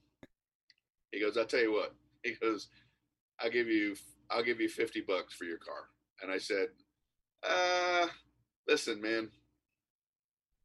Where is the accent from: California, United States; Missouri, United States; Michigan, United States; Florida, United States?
Florida, United States; Miami; moved away as an adult; also born or lived in New York; I'm from Miami, Florida